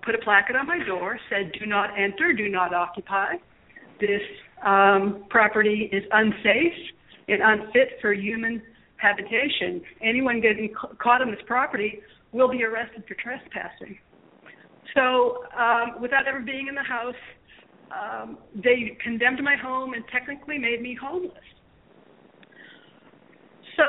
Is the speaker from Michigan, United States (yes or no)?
no; Massachusetts, United States; moved away as an adult; now in Cape Coral, United States; I was originally from Massachusetts, and I moved down to Florida with my husband back in 1996